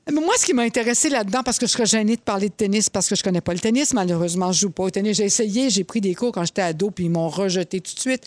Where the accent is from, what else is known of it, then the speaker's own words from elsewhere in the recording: Laval, Quebec, Canada; j'ai été élevée à Laval